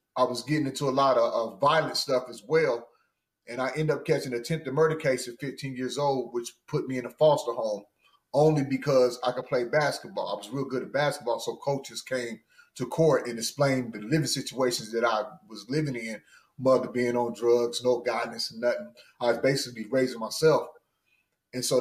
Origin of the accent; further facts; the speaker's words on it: central Missouri, United States; also born or lived in Kansas; I'm originally from Missouri, a little bit east of Kansas City. I'm on central Missouri.